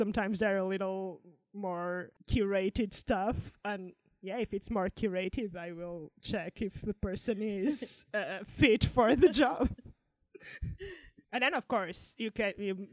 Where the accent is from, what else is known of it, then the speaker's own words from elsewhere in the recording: Portugal; now in United Kingdom; I'm from Portugal, my family is there and I live in the UK